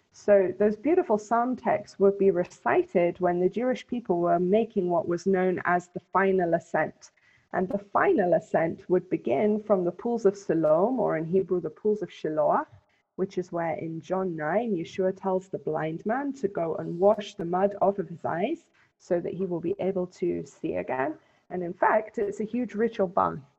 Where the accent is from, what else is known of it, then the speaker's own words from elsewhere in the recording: England, United Kingdom; moved away as an adult; also born or lived in London / Helsinki / The Hague, Netherlands; now in Jerusalem, Israel; When I grew up in England